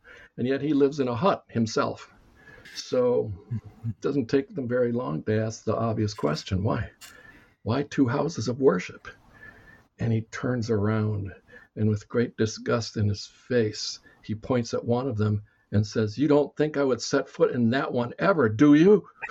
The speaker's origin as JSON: {"language": "English", "country": "Cuba", "tie": "born there", "said": "The short version is that I was born in Cuba in 1950."}